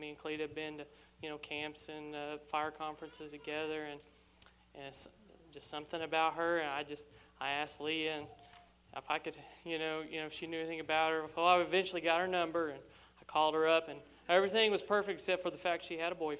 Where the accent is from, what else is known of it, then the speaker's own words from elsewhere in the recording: Morgantown, Indiana, United States; Morgantown, Indiana.